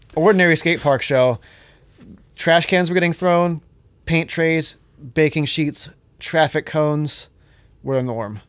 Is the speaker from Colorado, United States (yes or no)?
no; Johnstown, Pennsylvania, United States; I'm from Johnstown